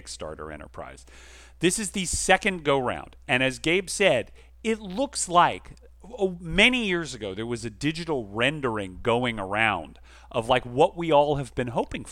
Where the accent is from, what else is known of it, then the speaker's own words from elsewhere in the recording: Atlanta, Georgia, United States; moved away; my hometown of Atlanta